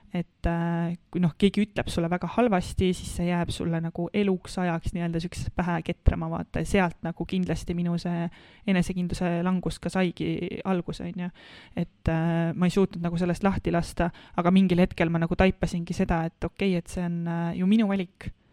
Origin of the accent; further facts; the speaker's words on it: Põlva, Põlva County, Estonia; moved away as an adult; also born or lived in Tartu; ma tulen ühest Lõuna-Eesti väikelinnast Äh, Põlvast ja ma kolisin tegelikult äh, kohe peale gümnaasiumi lõppu siis äh, Tartusse